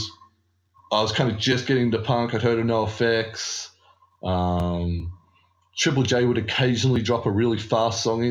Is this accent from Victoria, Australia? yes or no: no; Campbelltown, New South Wales, Australia; also born or lived in Lakemba; I grew up in Campbelltown, so I swear a lot. My parents swore, like, it's part of growing up in Southwest Sydney